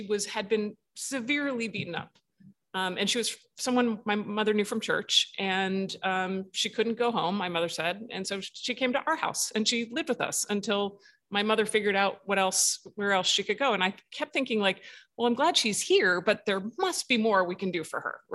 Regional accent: New Jersey, United States; I grew up in New Jersey, Central Jersey

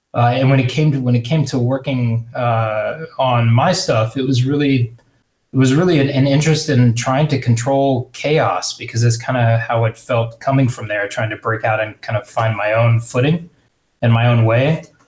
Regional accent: Houston, Texas, United States; growing up in Houston

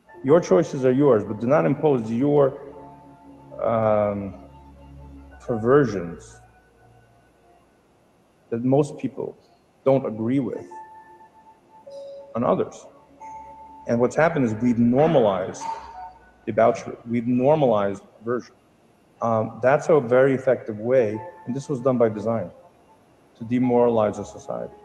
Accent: United States; We grew up here in America

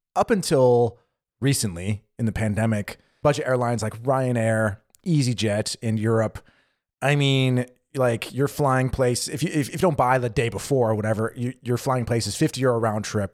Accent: United States; moved away as an adult; now in Germany; I grew up in the States

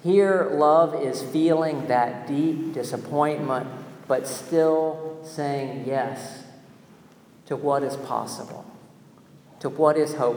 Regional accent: North Carolina, United States; my home state, North Carolina

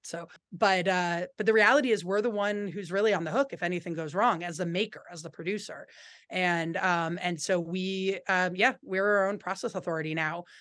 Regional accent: Berkeley, California, United States; moved away as an adult; also born or lived in San Francisco Bay Area; now in Vermont, United States; I grew up in Berkeley

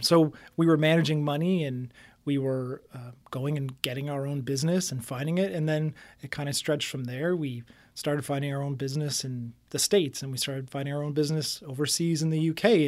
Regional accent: Windsor, Ontario, Canada; I grew up in South Windsor.

